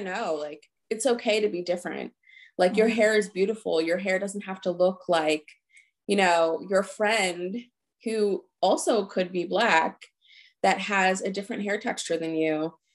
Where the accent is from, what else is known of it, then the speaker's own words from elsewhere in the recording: New Jersey, United States; now in Philadelphia, United States; we grew up in New Jersey